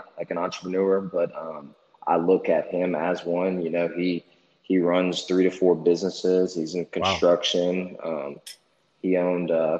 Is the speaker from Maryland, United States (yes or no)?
no; Lafayette, Louisiana, United States; moved away as an adult; now in Jackson, United States; I'm from Lafayette, Louisiana, which is about an hour from Baton Rouge, about 2 hours from New Orleans.